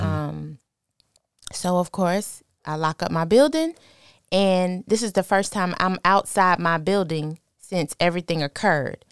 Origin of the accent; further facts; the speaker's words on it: New York City, New York, United States; moved away; also born or lived in Virginia; I'm originally from New York